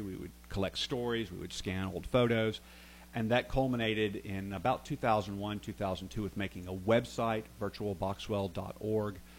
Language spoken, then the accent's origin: English; Franklin, Tennessee, United States; also born or lived in Nashville, Tennessee / Tuscaloosa, Alabama; I was born in Nashville, grew up in Franklin, Tennessee, south of south of the city there.